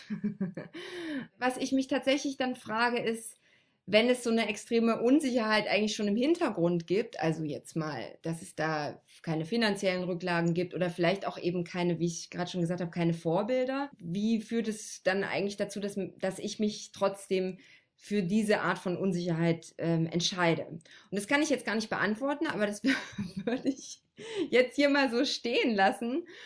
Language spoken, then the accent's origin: German; Frankenberg, Saxony, Germany; ich komme ja, wie gesagt, aus Frankenberg